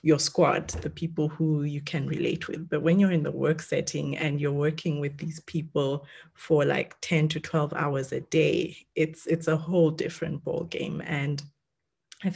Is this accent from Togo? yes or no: no; South Africa; also born or lived in Kenya; I'm Kenyan born, but raised in South Africa and went to school there and then started working there.